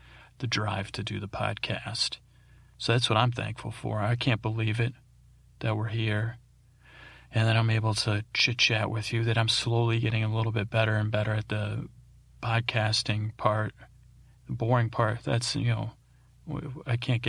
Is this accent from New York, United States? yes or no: yes; Syracuse, New York, United States; moved away; I grew up in Syracuse, New York.